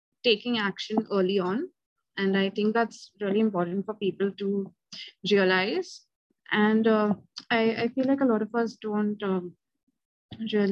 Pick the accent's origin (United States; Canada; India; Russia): India; I'm from India